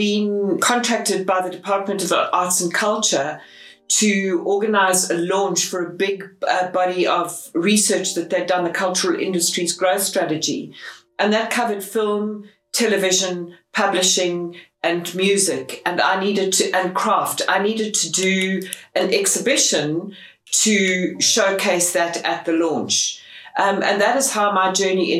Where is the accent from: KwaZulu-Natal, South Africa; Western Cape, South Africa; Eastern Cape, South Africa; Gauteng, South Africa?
Gauteng, South Africa; Johannesburg; I was born in Johannesburg. I am a very proud South African.